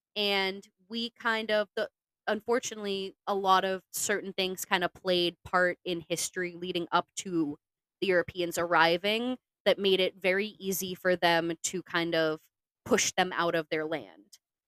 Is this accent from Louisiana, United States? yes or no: no; Plymouth, Massachusetts, United States; At least that's how, like, even growing up in Plymouth, Massachusetts, which is, like, about, or, like, what